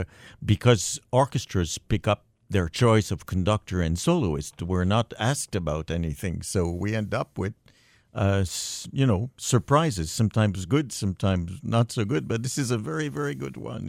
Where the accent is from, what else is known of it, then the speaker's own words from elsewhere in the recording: Montreal, Quebec, Canada; I was brought up in Montreal